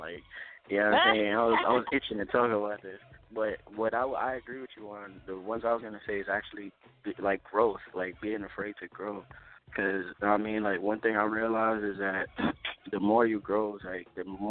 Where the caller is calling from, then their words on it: Columbus, Ohio, United States; I'm calling from Columbus, Ohio.